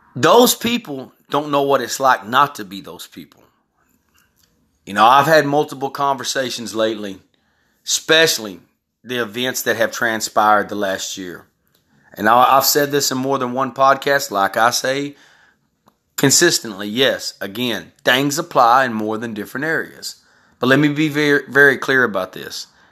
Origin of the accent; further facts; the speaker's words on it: Texas, United States; also born or lived in California; I was raised in Texas.